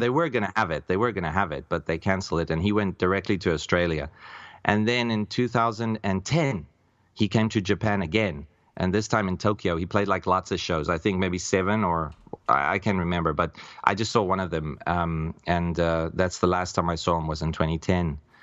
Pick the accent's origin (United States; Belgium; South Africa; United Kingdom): South Africa; I'm a South African by birth